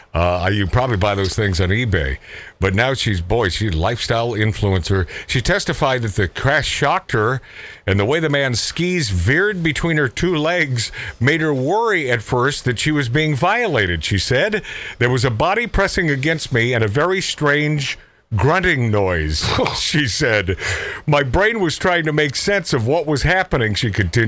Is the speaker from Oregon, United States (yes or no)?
yes; Portland, Oregon, United States; my home state of Portland, Oregon